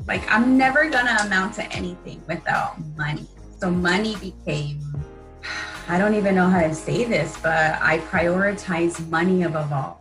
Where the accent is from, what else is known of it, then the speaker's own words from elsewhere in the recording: Wilmington, California, United States; Growing up in Wilmington